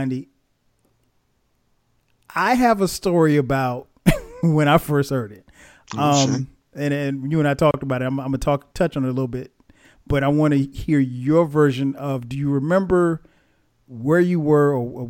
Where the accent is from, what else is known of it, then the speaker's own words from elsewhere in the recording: Florence, South Carolina, United States; I'm from Florence, South Carolina